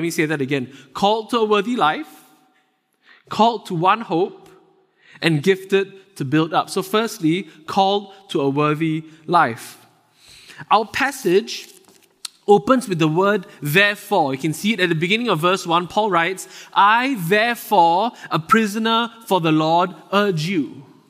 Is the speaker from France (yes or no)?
no; Singapore; moved away as an adult; now in Vancouver, Canada; I'm originally from Singapore. It's a very small country in Southeast Asia. I moved here with my wife about four and a half years ago.